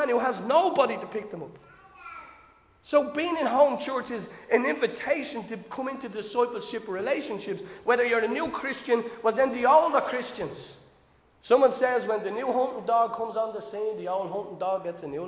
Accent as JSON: {"language": "English", "town": "Dublin", "region": "Leinster", "country": "Ireland", "said": "I'm from Dolphins Barn."}